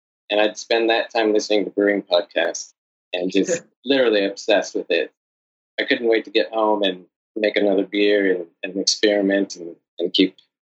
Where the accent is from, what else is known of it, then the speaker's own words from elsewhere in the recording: San Diego, California, United States; now in New York City, United States; father's like Czech and my mother's Irish, so the two biggest beer drinking populations in the world. I'm from San Diego originally, where there was always lots of craft beer and good beer around